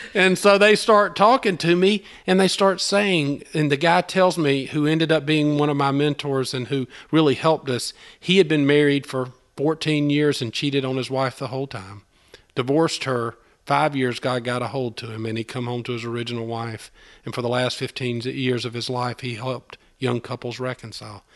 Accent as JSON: {"language": "English", "town": "Albany", "region": "Georgia", "country": "United States", "moved": "as an adult", "lives_now": "Opelika, United States", "said": "I'm not from Opelika. I'm from Albany, Georgia, which is about two hours south of here"}